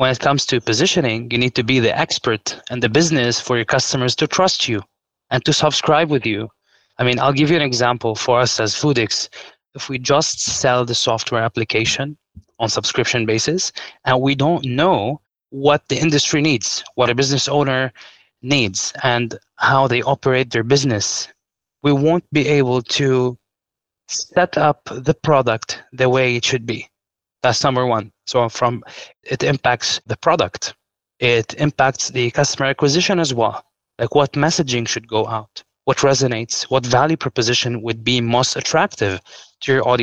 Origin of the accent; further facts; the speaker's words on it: Lebanon; I'm from Lebanon